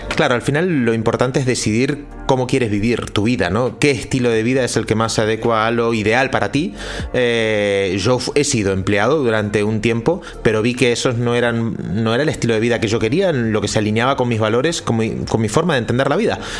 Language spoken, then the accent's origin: Spanish; Argentina; also born or lived in Central America; now in Spain; yo soy argentino, hace 20 años que vivo en España, he vivido en Centroamérica también